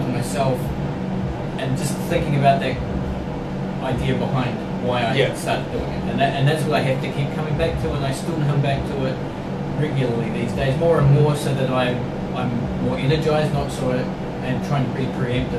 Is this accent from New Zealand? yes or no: yes; New Zealand; now in Finland; I'm from New Zealand, not originally from Finland